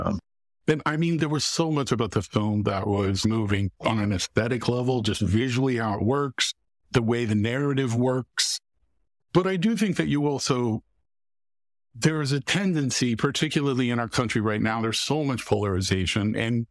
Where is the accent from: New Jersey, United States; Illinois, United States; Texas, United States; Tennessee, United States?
Texas, United States; moved away; also born or lived in Raleigh, North Carolina; I'm originally from Texas.